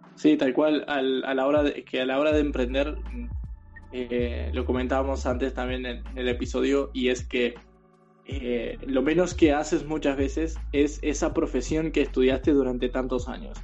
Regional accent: Uruguay; moved away as an adult; cuando emigré, cuando me fui de Uruguay

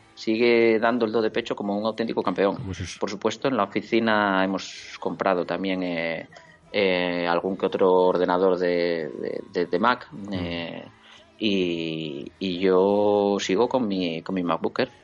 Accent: Oviedo, Asturias, Spain; also born or lived in Gijón; Nací en Oviedo

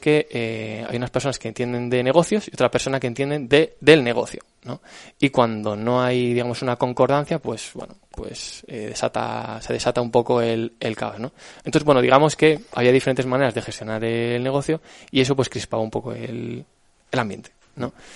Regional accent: Alcalá de Henares, Community of Madrid, Spain; yo estudié esta carrera en Alcalá de Henares, que es de donde soy

